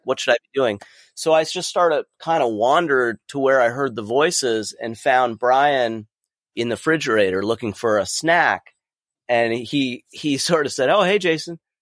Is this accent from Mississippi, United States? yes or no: no; Southern California, United States; growing up in Southern California in the early eighties, late seventies, early eighties